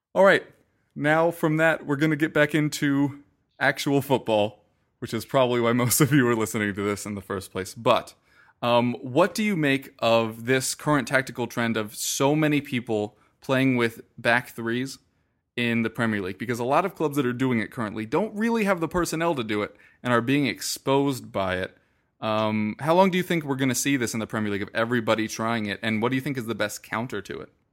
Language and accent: English; United States; as an American sports fan